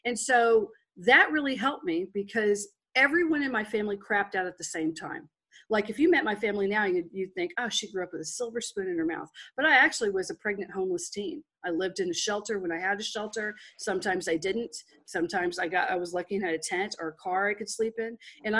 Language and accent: English; Texas, United States; accent: Texas; I come from Texas. I actually have a natural Texas accent.